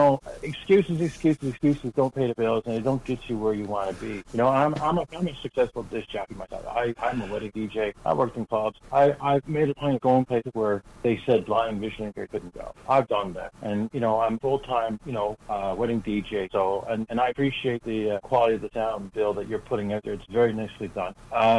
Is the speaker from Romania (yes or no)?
no; St. John's, Newfoundland and Labrador, Canada; I'm from St. John's, Newfoundland.